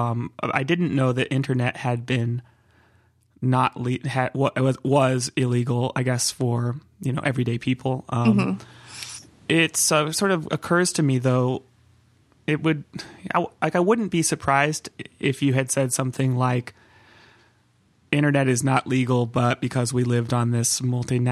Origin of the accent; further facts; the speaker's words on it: Santa Cruz, California, United States; also born or lived in Long Beach, California; I grew up in Santa Cruz area in California